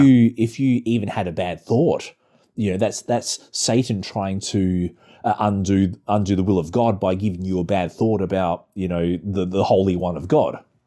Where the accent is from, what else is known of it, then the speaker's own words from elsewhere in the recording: Australia; the church I used to be in back in my hometown